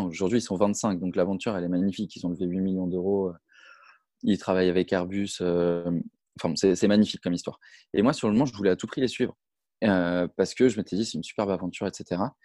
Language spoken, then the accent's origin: French; Brittany, France; je suis originaire de Bretagne